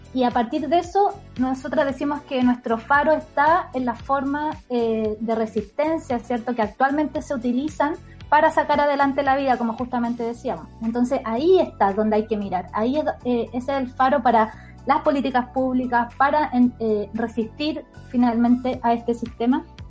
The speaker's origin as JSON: {"language": "Spanish", "town": "Puchuncaví", "region": "Valparaíso", "country": "Chile", "said": "Yo soy de Puchuncaví"}